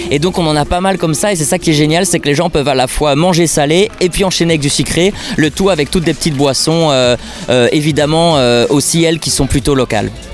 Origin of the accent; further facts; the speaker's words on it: Namur, Wallonia, Belgium; moi je suis namurois et je connais Namur par cœur